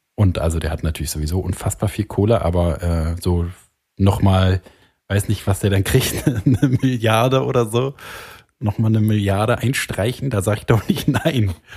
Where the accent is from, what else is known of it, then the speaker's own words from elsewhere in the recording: Germany; Ich bin Deutscher. Ich bin stolz, Deutscher zu sein.